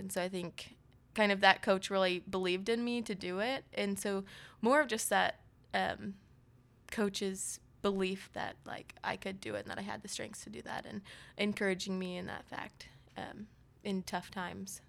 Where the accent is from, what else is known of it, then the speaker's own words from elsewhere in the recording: Overland Park, Kansas, United States; also born or lived in Manhattan, Kansas (K-State); I'm from Kansas City. I grew up here in Overland Park